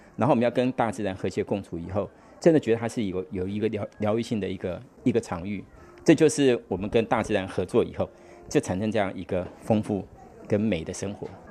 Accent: Taiwan; 我们台湾人大概百分，百分之八十五都住在这种钢筋混凝土房子里面

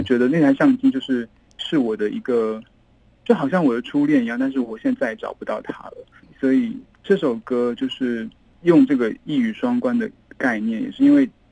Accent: Yangzhou, Jiangsu, China; moved away; also born or lived in Beijing / Taiwan; 因为我在这里长大嘛，然后在北京念书，我到台湾之后

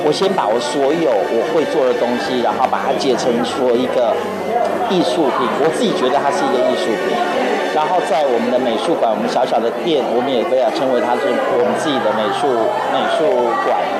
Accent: Chaozhou, Pingtung County, Taiwan; 那我觉得潮州它既然是我的家乡，那我就必须要让它变得更好，这是我的使命感。

